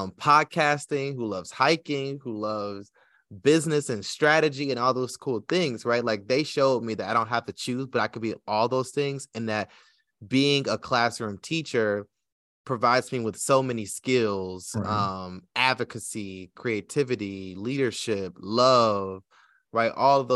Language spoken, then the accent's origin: English; Detroit, Michigan, United States; I grew up in Detroit, which is one of the blackest cities in America, but I went to school in Southfield, which was a black suburb right on the edge, right, of Detroit, you know.